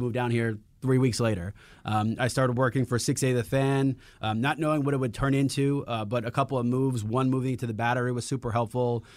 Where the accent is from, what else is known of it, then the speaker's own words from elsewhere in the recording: New York City, New York, United States; moved away as an adult; also born or lived in Las Vegas; I grew up in Queens